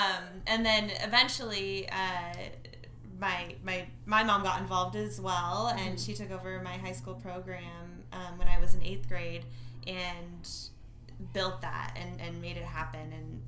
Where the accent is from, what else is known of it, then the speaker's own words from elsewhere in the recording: Idaho, United States; growing up in Idaho.